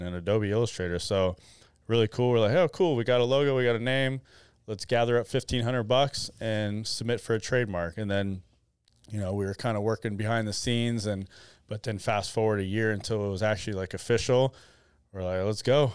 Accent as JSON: {"language": "English", "region": "Arizona", "country": "United States", "tie": "born or raised there", "said": "I was born and raised in Arizona, which was unique."}